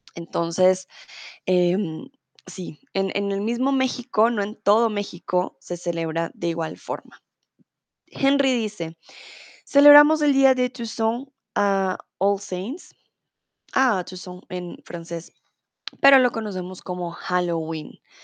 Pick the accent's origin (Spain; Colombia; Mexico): Colombia; now in Germany; soy de Colombia